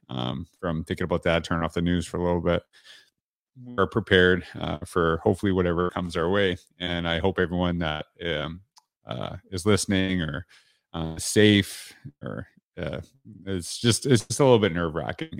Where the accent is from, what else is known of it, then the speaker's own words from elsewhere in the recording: Canada; now in Central Florida, United States; I'm Canadian